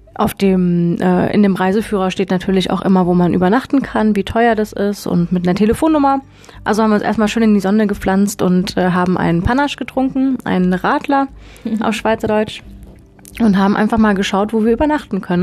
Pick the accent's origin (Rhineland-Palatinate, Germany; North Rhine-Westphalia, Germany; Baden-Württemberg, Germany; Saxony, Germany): Baden-Württemberg, Germany; Konstanz; Wir kommen beide aus Konstanz